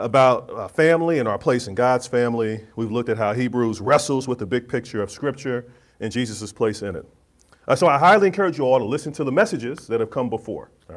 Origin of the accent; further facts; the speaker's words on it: Kansas City, Missouri, United States; moved away; my hometown of Kansas City, Missouri